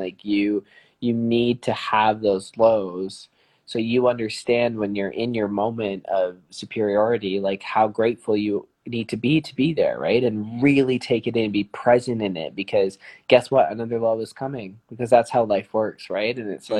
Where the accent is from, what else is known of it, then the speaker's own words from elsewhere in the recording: Calgary, Alberta, Canada; we're from Calgary in the south of France.